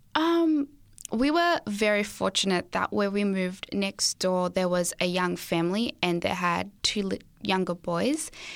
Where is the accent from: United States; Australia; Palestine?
Australia; also born or lived in Zimbabwe; I was born in Zimbabwe, and so I'm from there, and moved to Australia when I was seven years old.